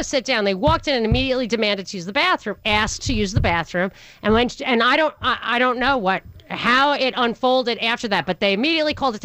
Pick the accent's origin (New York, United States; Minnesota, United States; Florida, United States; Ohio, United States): New York, United States; moved away; I grew up in New York